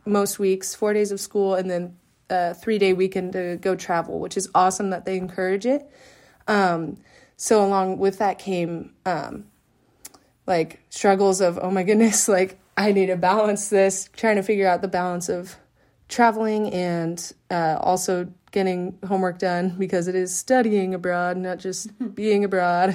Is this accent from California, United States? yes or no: yes; California, United States; moved away as an adult; also born or lived in Steubenville / Austria; people from my hometown, like in California